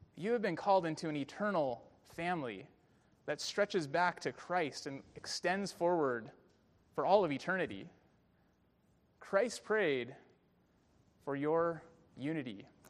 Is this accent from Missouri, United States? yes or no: no; Bay Area, California, United States; a young kid growing up in the Bay Area